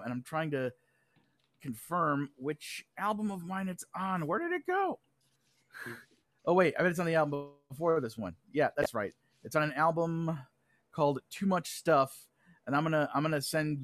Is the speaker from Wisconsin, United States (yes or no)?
yes; Lake Geneva, Wisconsin, United States; also born or lived in Madison, Wisconsin / Kenosha, Wisconsin; I grew up in Lake Geneva